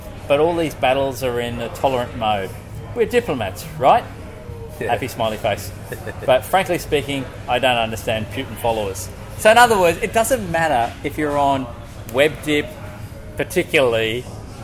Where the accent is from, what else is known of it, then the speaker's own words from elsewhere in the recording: Lviv Oblast, Ukraine; I'm from Ukraine